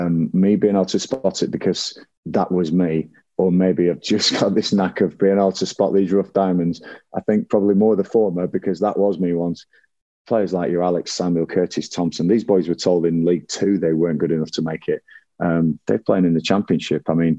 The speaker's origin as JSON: {"language": "English", "town": "Blackburn", "region": "North West England", "country": "United Kingdom", "tie": "born or raised there", "said": "growing up in Blackburn and taking the hard knocks that I took, and it's not an easy place to grow up"}